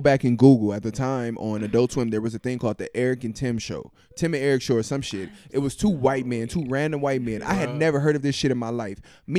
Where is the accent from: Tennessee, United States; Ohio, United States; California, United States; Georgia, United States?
California, United States; Los Angeles; moved away as an adult; also born or lived in Grambling, Louisiana; I grew up in Los Angeles, California